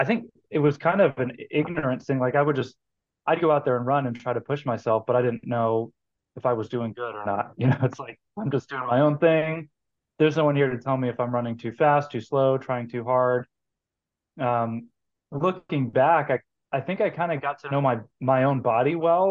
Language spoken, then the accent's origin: English; Georgia, United States; moved away as an adult; also born or lived in Kansas; now in Kansas City, United States; I grew up in Georgia in the 90s